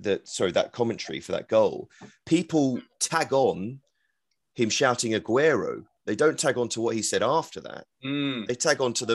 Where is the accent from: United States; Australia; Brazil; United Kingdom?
United Kingdom; England; I'm English commentating on England, a football fan, understanding that the majority of the audience wants England to win.